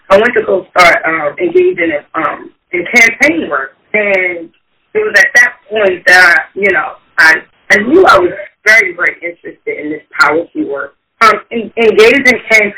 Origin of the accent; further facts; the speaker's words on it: Baltimore, Maryland, United States; Raised on the east side of Baltimore. Went to Baltimore City Public Schools.